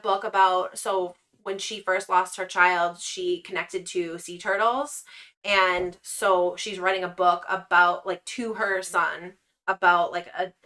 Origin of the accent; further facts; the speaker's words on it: Massachusetts, United States; we're from Massachusetts